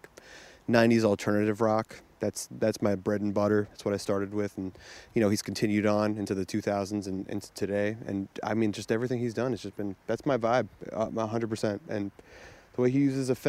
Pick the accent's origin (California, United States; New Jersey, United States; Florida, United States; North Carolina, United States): New Jersey, United States; moved away as an adult; now in Brooklyn, United States; I was born and raised in New Jersey. But, yeah, I work in Brooklyn.